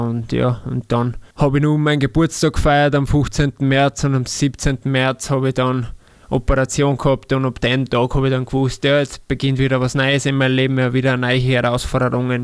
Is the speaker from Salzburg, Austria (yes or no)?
yes; Salzburg, Austria; moved away as an adult; now in Linz, Austria; weil ich in der Nähe bin auch noch von Salzburg und immer wieder heimfahre